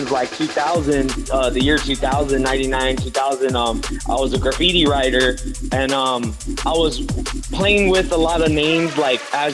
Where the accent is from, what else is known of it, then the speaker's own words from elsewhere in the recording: La Puente, California, United States; I grew up in La Puente, San Gabriel Valley